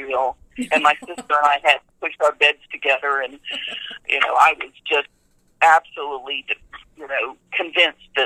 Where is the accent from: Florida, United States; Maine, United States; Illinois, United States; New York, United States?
Florida, United States; Tallahassee; also born or lived in Madison, Wisconsin; I live in the Tallahassee, Florida area, which is in the panhandle, the north part of Florida. Moved here when I was 3 years old.